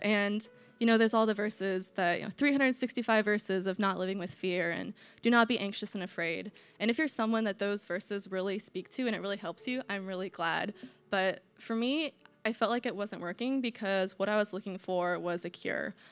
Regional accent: Indiana, United States; I'm from Indiana, I'm from the Midwest

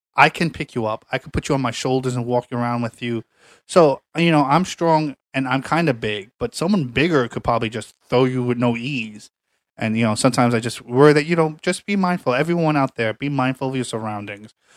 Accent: New York City, New York, United States; I'm from Staten Island

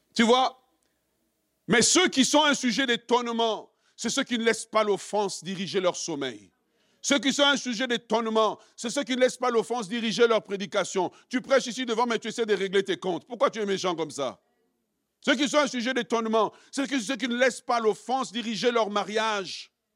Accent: DR Congo; nous, en tant que Congolais

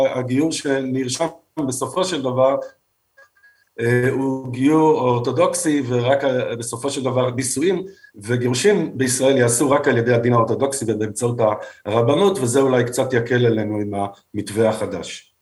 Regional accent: Israel; הישראלים שגדלנו ונולדנו פה

